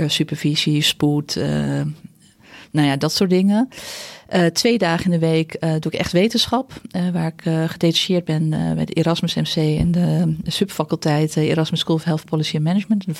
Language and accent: Dutch; De Goorn, North Holland, Netherlands; born there; Ik ben geboren in De Goren. Dat is een eh, klein dorpje nabij Horen, Noord-Holland. Ehm, ja, regio West-Friesland.